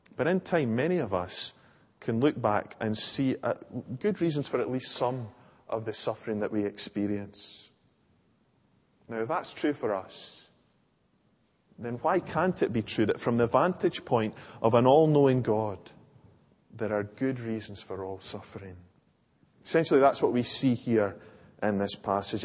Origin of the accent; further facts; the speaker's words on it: Larbert, Scotland, United Kingdom; I grew up in Larbert Old Church